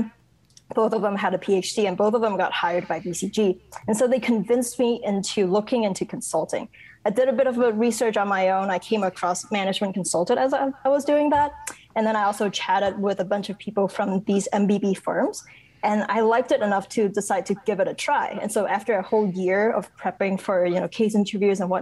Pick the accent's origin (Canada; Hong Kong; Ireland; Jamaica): Hong Kong; moved away as an adult; also born or lived in upstate New York / Chicago; now in Bloomington, United States; I was born and raised in Hong Kong, and then I went to college in upstate New York